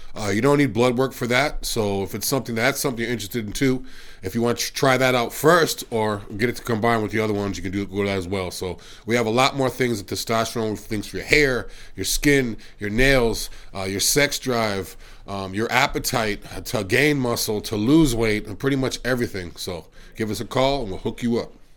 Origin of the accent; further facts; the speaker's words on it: Massachusetts, United States; I'm from Massachusetts as well